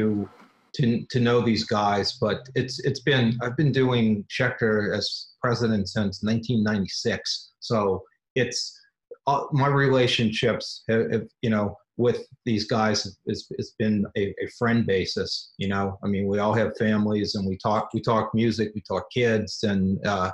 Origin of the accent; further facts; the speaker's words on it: New Orleans, Louisiana, United States; now in Los Angeles, United States; I grew up in New Orleans